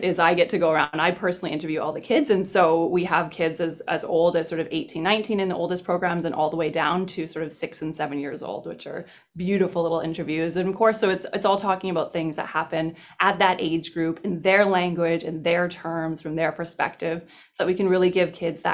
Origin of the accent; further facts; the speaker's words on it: British Columbia, Canada; I'm originally from British Columbia